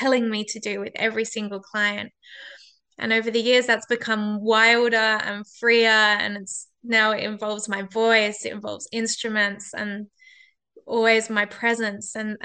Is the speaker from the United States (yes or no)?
no; Perth, Western Australia, Australia; in my hometown, in my city of Perth